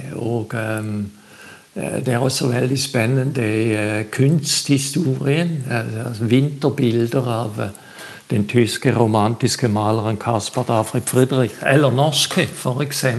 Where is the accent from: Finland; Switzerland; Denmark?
Switzerland; now in Bø, Norway; jeg er fra Sveits.